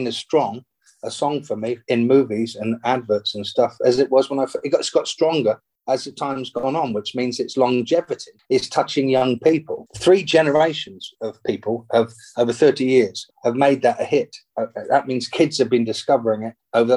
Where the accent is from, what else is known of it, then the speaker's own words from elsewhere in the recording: England, United Kingdom; my mum and I grew up in England